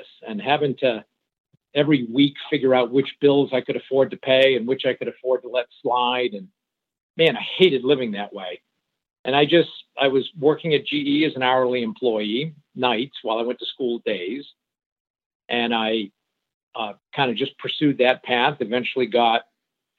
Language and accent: English; Suncook, New Hampshire, United States; first language French; English is a second language; I grew up in a small, think of it as a French-Canadian mill town, textile town in Suncook, New Hampshire, in a real French-Canadian enclave. In fact, I spoke French before I spoke English.